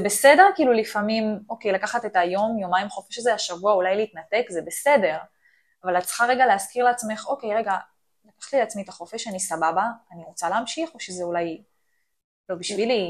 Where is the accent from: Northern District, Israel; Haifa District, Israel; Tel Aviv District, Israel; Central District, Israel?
Central District, Israel; Ramla; אני מרמלה